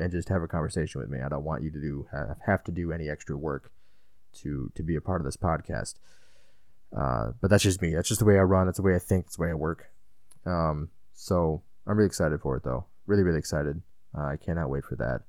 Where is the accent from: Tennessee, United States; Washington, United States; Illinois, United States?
Illinois, United States; I'm from Illinois